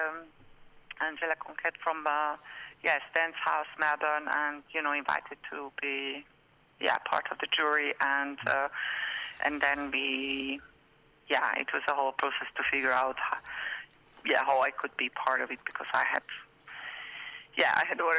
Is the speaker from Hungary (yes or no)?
yes; Hungary; moved away as an adult; also born or lived in France / Berlin, Germany / Brussels, Belgium; I'm from Hungary, but I left Hungary 26 years ago, mm. and then I lived in France for many years, and in Berlin, and then in Brussels